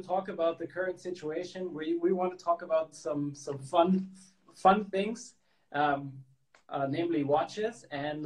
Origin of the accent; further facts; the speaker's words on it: Hong Kong; I grew up in in Hong Kong